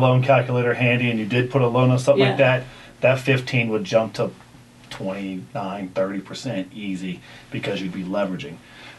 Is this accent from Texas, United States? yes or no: no; Ohio, United States; moved away as an adult; now in Kentucky, United States; Well, I grew up in Ohio, but live in Kentucky.